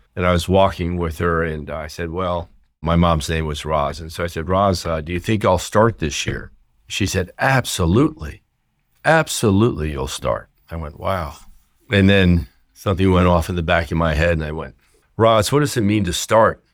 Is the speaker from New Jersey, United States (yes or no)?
yes; New Jersey, United States; I grew up in New Jersey and went to public school throughout